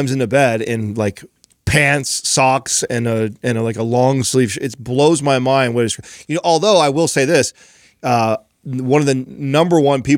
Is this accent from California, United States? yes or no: yes; Don Pedro, California, United States; When I grew up in Don Pedro